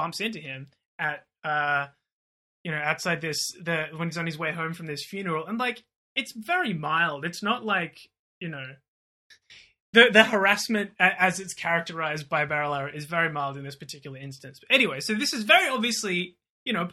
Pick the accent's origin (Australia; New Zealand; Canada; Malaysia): Australia; Sydney, New South Wales; Shout out Dully, my hometown.